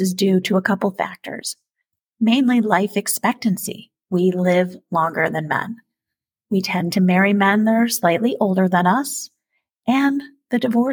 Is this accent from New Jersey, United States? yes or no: yes; New Jersey, United States; moved away; I'm also originally from the East Coast, New Jersey, and family in New York